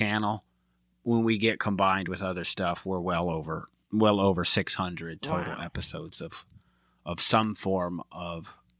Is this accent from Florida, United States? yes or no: no; Michigan, United States; now in Dallas, United States; So I'm a Red Wings fan because I'm from Michigan, but we're in Dallas